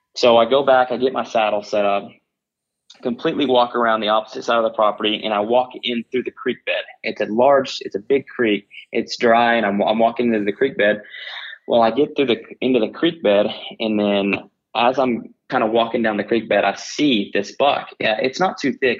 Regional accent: Oklahoma, United States; I grew up here in Oklahoma and and where I currently live

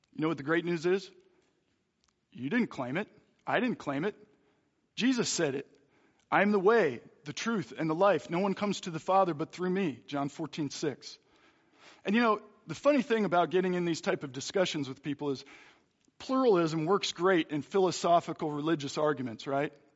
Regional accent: Philadelphia, Pennsylvania, United States; moved away; also born or lived in Hutchinson; I'm from Philadelphia

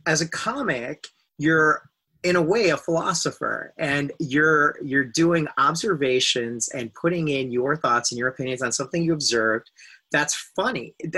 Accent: India; I am Indian. I was raised Sufi

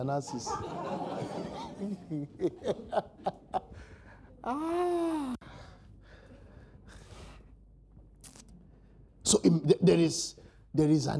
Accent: Lagos, Nigeria; also born or lived in Maroko, Lagos / Ogba, Lagos; I'm from Oluwole, I'm an Oluwole boy

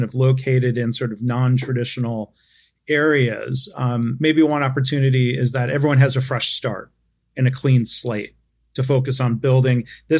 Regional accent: Detroit suburbs, Michigan, United States; growing up in the Detroit suburbs

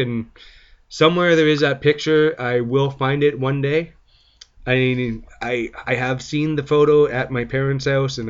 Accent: Welland, Ontario, Canada; I was born in Welland

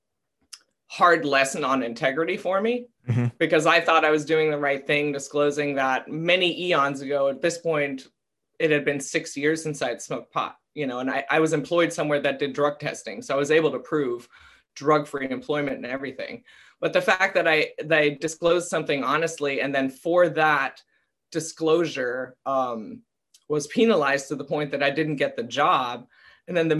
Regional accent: Germany; moved away as an adult; also born or lived in Tampa, Florida; now in United States; I was raised in Germany until I was 18 years old, came to the States

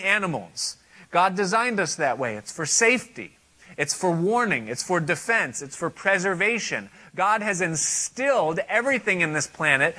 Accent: United States; Now, I am an American. I live in this country

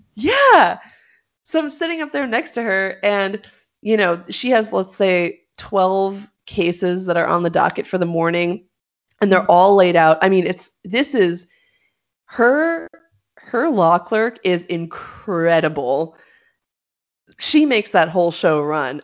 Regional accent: Los Angeles, California, United States; I'm from Los Angeles.

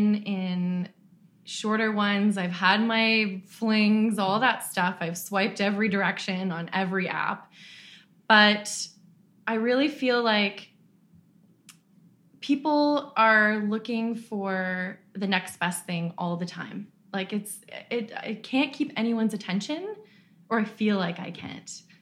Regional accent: Ottawa, Ontario, Canada; I'm originally from Ottawa

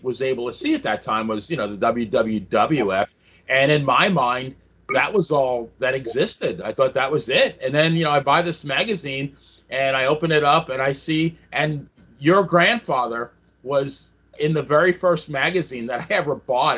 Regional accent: Long Island, New York, United States; growing up in Long Island

